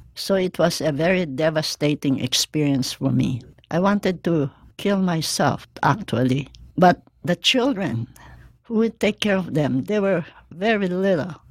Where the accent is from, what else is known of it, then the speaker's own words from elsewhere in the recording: Philippines; moved away as an adult; now in Hawaii, United States; I grew up in the Philippines and came here as an East West Center grantee